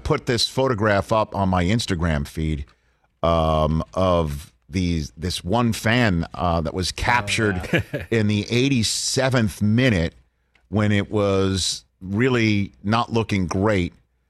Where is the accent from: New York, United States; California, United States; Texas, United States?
New York, United States; New York City; I am from New York City. It's a borough.